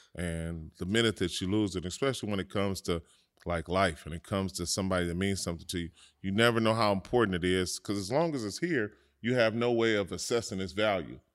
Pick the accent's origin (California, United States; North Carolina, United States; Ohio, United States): California, United States; Los Angeles; growing up in South Central Los Angeles, it's a, um, it's a brotherhood